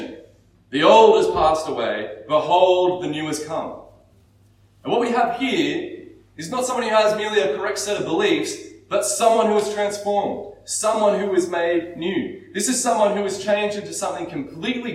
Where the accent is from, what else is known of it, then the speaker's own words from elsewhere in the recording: Australia; we're very Aussie